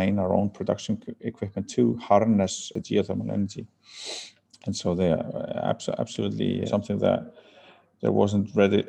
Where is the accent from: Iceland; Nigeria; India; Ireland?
Iceland; moved away as an adult; also born or lived in Copenhagen, Denmark; I'm originally from Iceland, but lived in Copenhagen for 10 years.